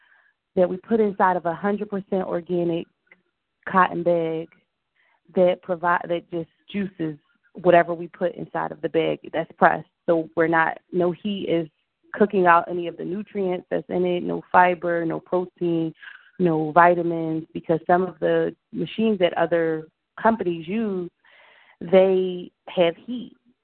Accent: Philadelphia, Pennsylvania, United States; now in Decatur, United States

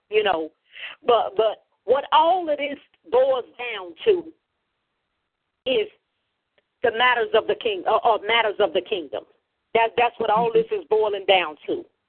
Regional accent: Chicago, Illinois, United States; I'm from Chicago, Illinois, the Windy City

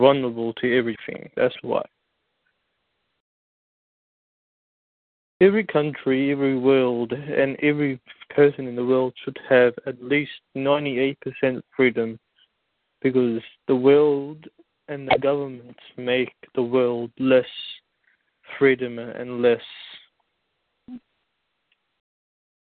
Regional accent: United States; now in Jamaica; I was raised in America

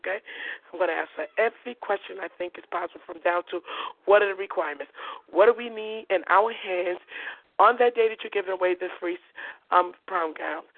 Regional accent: New York City, New York, United States; I'm from Coney Island. I was born and raised. All my brothers and sisters, even my mother, we were born in Coney Island.

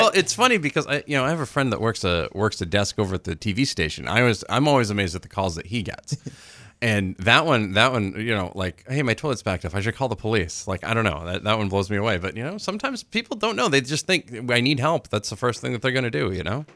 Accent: Dixfield, Maine, United States; also born or lived in Rumford, Maine; I was adopted out of the slums of Rumford, and I, I moved right over to the suburbs in Dixfield

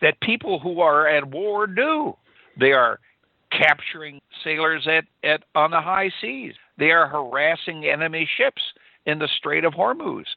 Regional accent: Wisconsin, United States; I was raised in Wisconsin

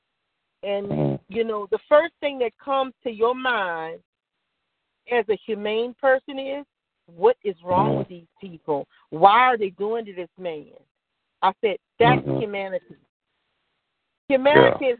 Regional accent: Louisiana, United States; I'm from Louisiana

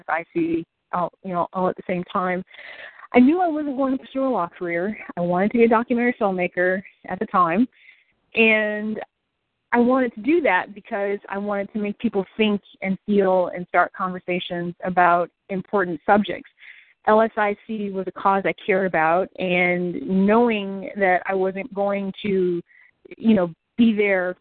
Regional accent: Detroit, Michigan, United States; moved away as an adult; also born or lived in Washington, D.C. area; now in Central Florida, United States; I'm originally from Detroit, but called the D.C. area home for about 14 years during and after my time in the Air Force until I moved to sunny Central Florida a few years ago.

